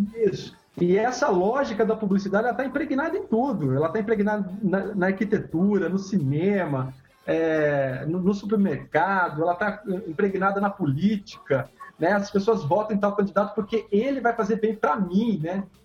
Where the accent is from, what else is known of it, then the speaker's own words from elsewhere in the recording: interior of São Paulo, Brazil; eu sou do interior de São Paulo, eu era criança